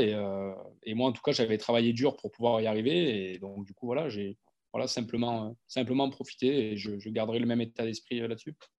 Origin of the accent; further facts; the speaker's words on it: Monflanquin, Nouvelle-Aquitaine, France; moved away as an adult; also born or lived in Talence / Toulon; je viens du village de, de Montflanquin, dans, le Lot-et-Garonne.